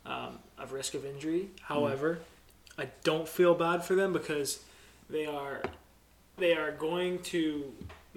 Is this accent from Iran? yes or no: no; Canada; I'm Canadian